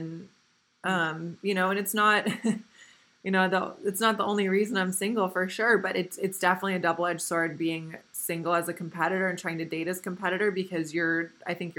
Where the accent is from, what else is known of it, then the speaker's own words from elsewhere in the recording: the Midwest, Indiana, United States; now in Costa Mesa, United States; where I grew up in the Midwest and Indiana